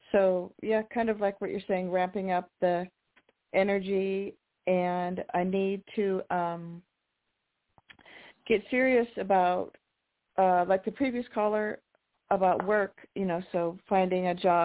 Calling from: Washington, United States; Hi, this is … in Washington.

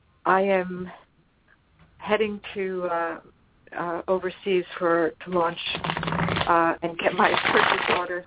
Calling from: Los Angeles, California, United States; I'm calling from Los Angeles.

